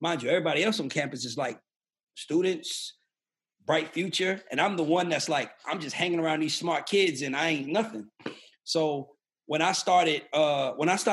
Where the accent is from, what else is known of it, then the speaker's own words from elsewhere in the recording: New York City, New York, United States; moved away; also born or lived in Atlanta, Georgia; I'm originally from the South Bronx, Patterson Projects